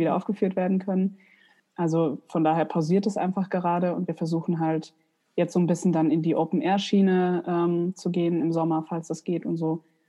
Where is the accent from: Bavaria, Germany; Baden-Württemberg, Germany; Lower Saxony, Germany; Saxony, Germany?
Bavaria, Germany; Aschaffenburg; moved away as an adult; now in Mainz, Germany; habe ich in meiner Heimatstadt Aschaffenburg ähm, an verschiedenen Häusern gearbeitet